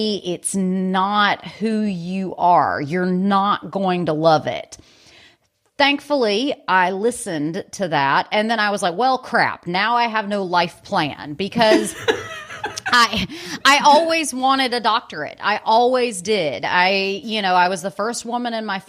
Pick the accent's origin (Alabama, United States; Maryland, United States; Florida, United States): Alabama, United States; Birmingham; moved away as an adult; also born or lived in California; I'm originally from Birmingham, Alabama